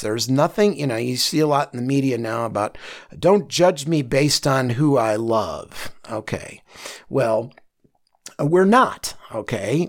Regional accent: Chicago, Illinois, United States; I come from Chicago

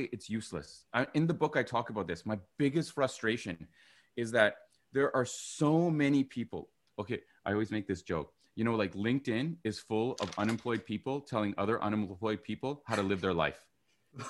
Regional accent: Vancouver, British Columbia, Canada; I'm from Vancouver

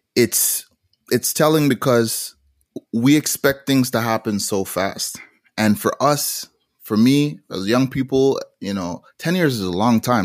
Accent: Montreal, Quebec, Canada; also born or lived in Toronto / Jamaica; So I ended up growing, growing up in Montreal, uh, Canada, but traveling back to Jamaica f-, frequently

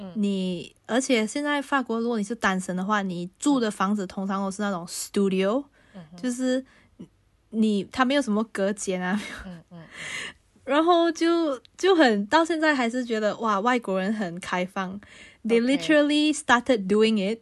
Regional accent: Malaysia; moved away as an adult; now in Paris, France; 我是马来西亚人，那我要有马来西亚的银行户口

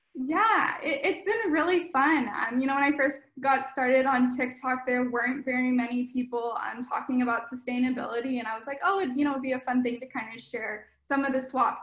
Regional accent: Sacramento, California, United States; now in Los Angeles, United States; I'm from NorCal, from Sacramento Bay Area area, and I'm currently living in Los Angeles

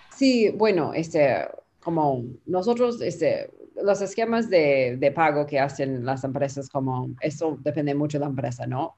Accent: Peru; accent: Peruvian Spanish; Spanish is a second language; mi español es de Perú, que llamamos la nómina la planilla

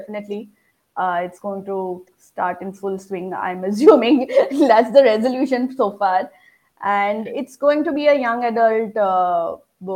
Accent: Assam, India; I'm from Assam, which is supposed to be famous for tea

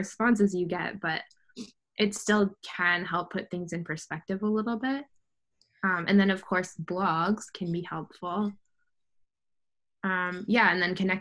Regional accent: Canada; also born or lived in United States; now in Mexico; as a Canadian

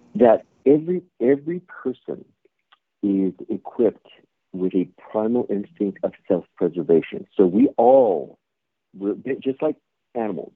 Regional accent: California, United States; born and raised in California

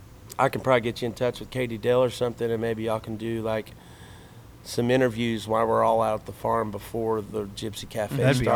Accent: Weatherford, Oklahoma, United States; now in Stillwater, United States; I grew up in Weatherford, Oklahoma

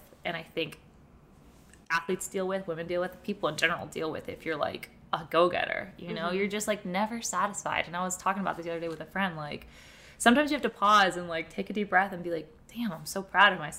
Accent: Florida, United States; And they moved to Florida and I was born in Florida.

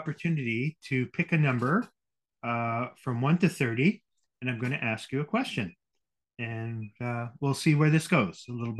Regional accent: Winnipeg, Manitoba, Canada; I grew up in Winnipeg. {S1} Okay. {S0} Very multicultural city.

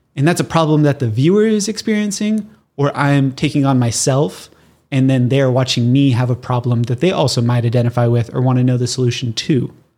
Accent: Southern California, United States; I'm born and raised in Southern California

